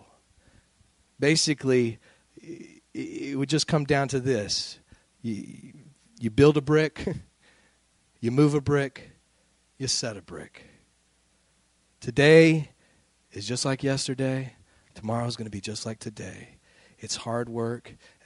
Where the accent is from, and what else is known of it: United States